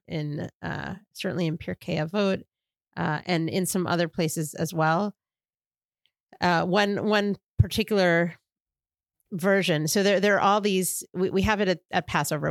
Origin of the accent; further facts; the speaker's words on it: New York, United States; now in Washington, D.C., United States; my experience growing up in New York